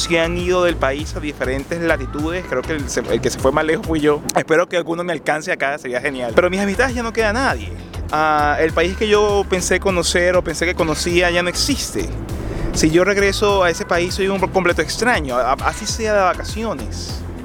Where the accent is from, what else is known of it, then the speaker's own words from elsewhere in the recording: Venezuela; moved away as an adult; cuando se decidió que había que salir de Venezuela, yo personalmente me dije que yo no estimo que vaya a regresar a mi país de origen